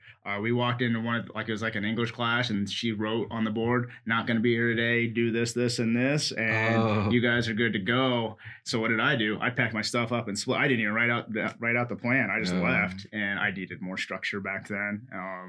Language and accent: English; Lincoln, Nebraska, United States; also born or lived in Philippines; we moved to Nebraska when I was 2. And then he retired from the military when we were 4, and then we moved to Lincoln